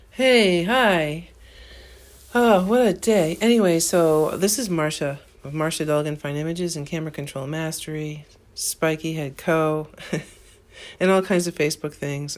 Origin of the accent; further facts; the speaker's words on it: New Hampshire, United States; I'm from New Hampshire, again, I, I just wanted to reiterate I'm from New Hampshire